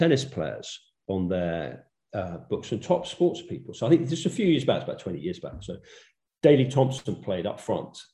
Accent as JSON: {"language": "English", "region": "London", "country": "United Kingdom", "tie": "born or raised there", "said": "I had a sort of, you know, fairly straightforward growing up in London."}